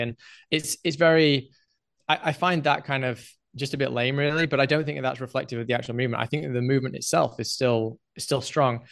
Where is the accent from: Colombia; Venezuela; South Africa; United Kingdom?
United Kingdom; England; moved away as an adult; now in Mexico; I grew up in England